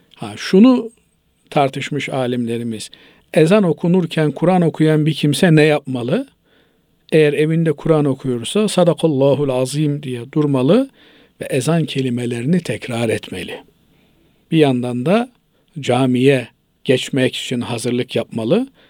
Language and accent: Turkish; Trabzon, Turkey; Biz, e, Trabzonluyuz